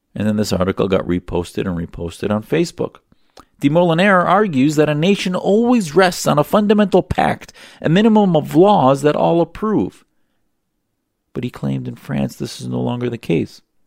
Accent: United States; be born in the United States and give me the greatest gift of all, which was being able to grow up in the United States as an American

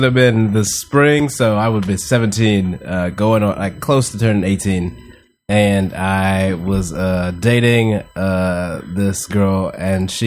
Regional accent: Houston, Texas, United States; moved away; I grew up in Houston, Texas

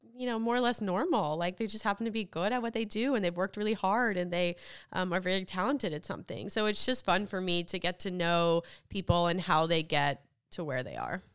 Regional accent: United States

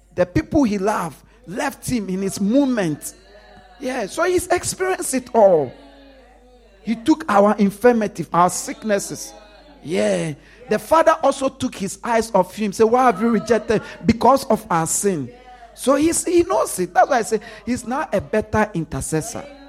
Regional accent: Ghana; I grew up in Ghana.

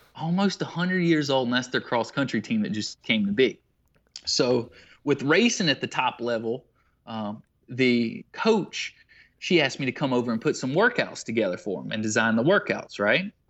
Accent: Waterloo, South Carolina, United States; Greenwood is near my hometown of Waterloo, South Carolina

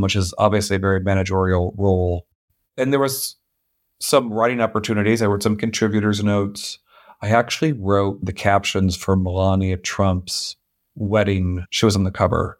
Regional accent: St. Louis, Missouri, United States; moved away as an adult; I grew up in Saint Louis, Missouri

